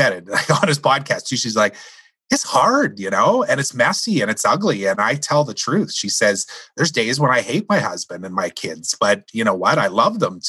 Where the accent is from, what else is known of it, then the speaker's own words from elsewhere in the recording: Saskatchewan, Canada; you and I grew up in Saskatchewan